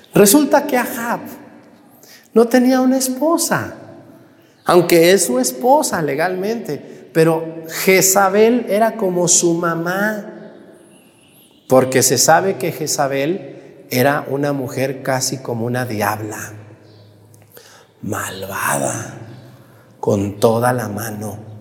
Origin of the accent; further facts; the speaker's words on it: Mexticacán, Jalisco, Mexico; yo también crecí en un, en un, ranchito, en un pueblito, mi pueblo Mestigacana